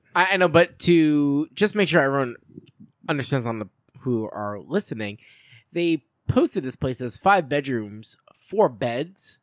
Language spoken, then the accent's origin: English; Long Island, New York, United States; I'm from Long Island